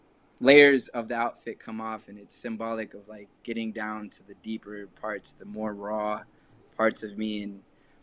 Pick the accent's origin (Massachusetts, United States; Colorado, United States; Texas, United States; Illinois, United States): Texas, United States; moved away; also born or lived in London; growing up in Texas